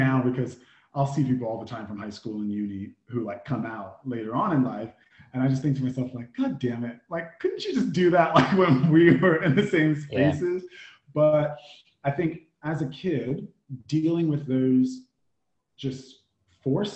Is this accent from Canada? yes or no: no; United States; I'm from the indigenous lands of the Native Americans, also known as the US of A. So I grew up in a very military suburban town